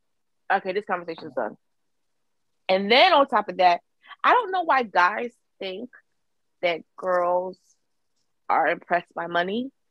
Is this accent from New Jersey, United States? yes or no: no; Connecticut, United States; I'm from Connecticut.